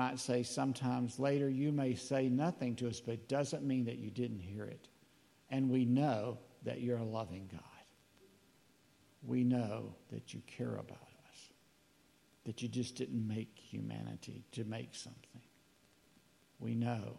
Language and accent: English; North Alabama, United States; we're from North Alabama.